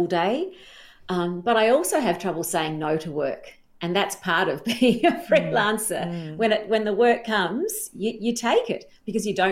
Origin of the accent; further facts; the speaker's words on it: South Australia, Australia; I grew up in South Australia